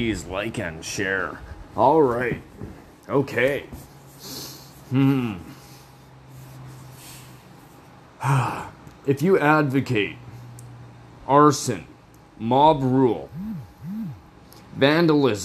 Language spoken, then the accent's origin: English; Canada; I'm fucking Canadian, born and fucking raised